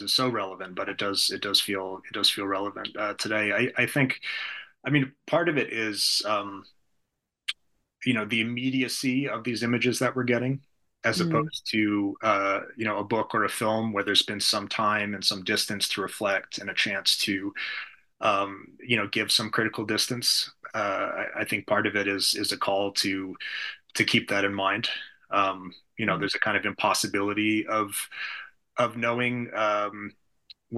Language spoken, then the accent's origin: English; United States; as an American